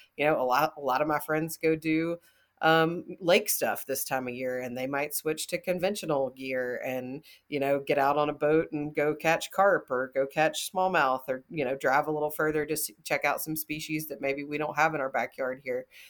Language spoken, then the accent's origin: English; North Alabama, United States; where I'm from is, um, in North Alabama